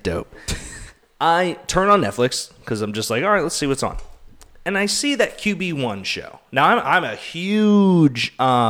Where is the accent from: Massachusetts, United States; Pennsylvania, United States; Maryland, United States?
Pennsylvania, United States; Pittsburgh; I'm from Pittsburgh